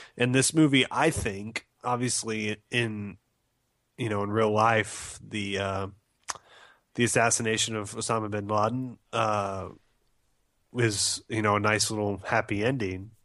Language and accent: English; United States; as an American